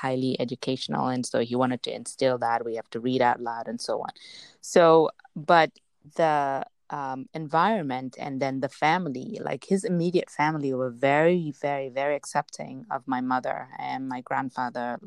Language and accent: English; Gambia; also born or lived in Spain; when we moved from Spain, we were born in Spain. And when we moved to the Gambia